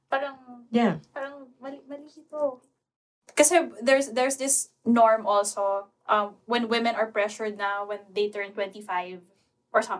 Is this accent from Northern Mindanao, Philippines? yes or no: no; Davao City, Davao Region, Philippines; moved away as an adult; now in Manila, Philippines; I'm from Davao.